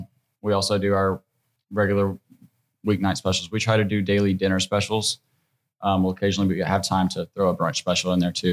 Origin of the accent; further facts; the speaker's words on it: Northeast Alabama, United States; And I'm very Southern. I'm from Northeast Alabama. Okay. You know, I grew up with my grandparents.